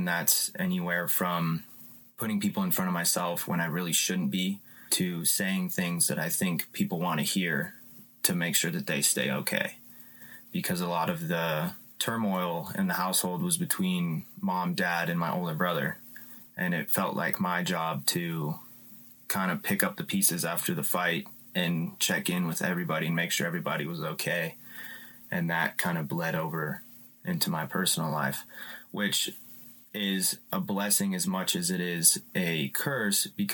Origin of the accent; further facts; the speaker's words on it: Louisville, Colorado, United States; I was raised in Louisville, Colorado